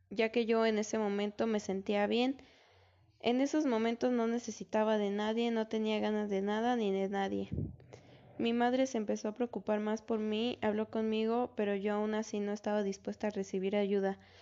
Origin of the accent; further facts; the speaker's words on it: Melchor Ocampo, State of Mexico, Mexico; Yo soy del Estado de México y actualmente vivo en un municipio que se llama Melchor Ocampo